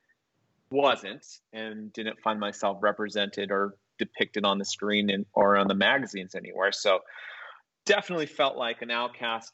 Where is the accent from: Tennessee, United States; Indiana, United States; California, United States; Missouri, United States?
California, United States; Riverside; I grew up in Riverside, California, which is an hour east